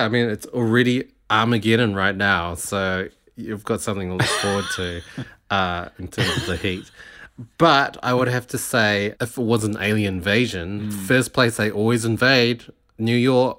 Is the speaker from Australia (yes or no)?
no; New Zealand; accent: international; Because I've been here for so long now, I don't really get picked out as a Kiwi anymore. I think my accent has softened a lot.